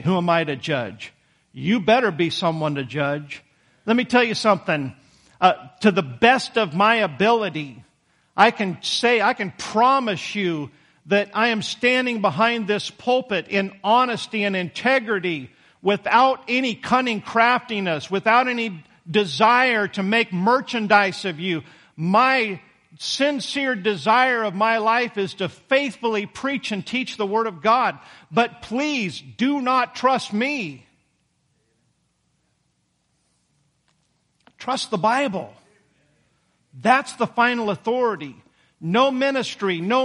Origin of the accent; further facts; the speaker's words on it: United States; we as American Christians